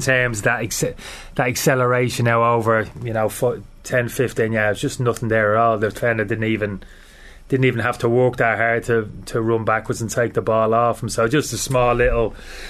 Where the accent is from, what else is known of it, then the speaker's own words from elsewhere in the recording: Dublin, Leinster, Ireland; I grew up in Dorset Street